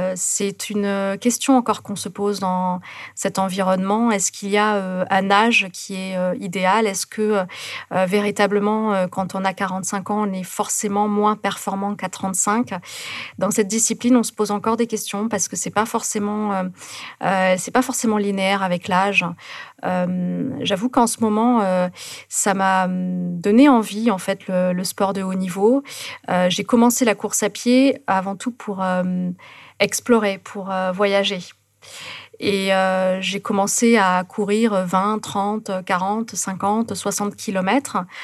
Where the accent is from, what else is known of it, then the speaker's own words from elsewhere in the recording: near Toulouse, Occitania, France; moved away; also born or lived in Carcassonne; je suis née à Carcassonne, et puis après, j'ai vécu à côté de Toulouse